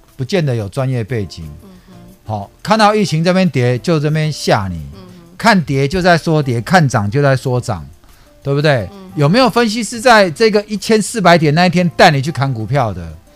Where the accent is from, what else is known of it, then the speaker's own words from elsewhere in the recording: Taipei, Taiwan; also born or lived in San Francisco, United States; 我就在合江街夜市长大的